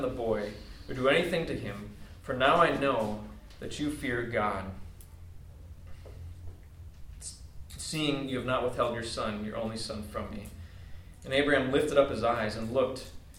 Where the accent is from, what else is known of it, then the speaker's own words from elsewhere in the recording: Wisconsin, United States; I grew up in Wisconsin, out in the country